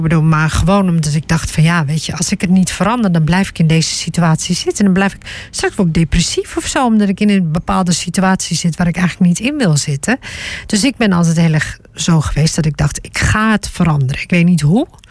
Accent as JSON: {"language": "Dutch", "region": "Groningen", "country": "Netherlands", "tie": "born or raised there", "said": "ik ben geboren en getogen in Groningen"}